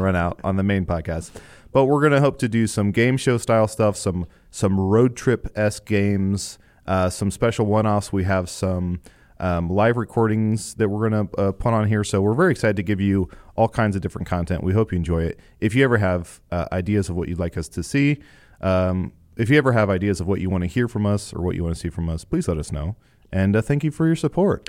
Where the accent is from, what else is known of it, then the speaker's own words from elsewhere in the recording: Illinois, United States; I was born in Illinois